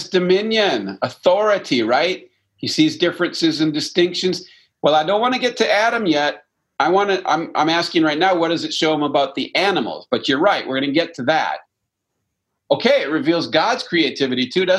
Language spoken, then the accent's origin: English; Canada; I'm French Canadian